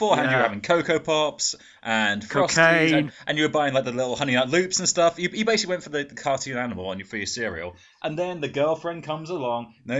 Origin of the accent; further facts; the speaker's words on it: England, United Kingdom; I'm from England. I don't understand the rules.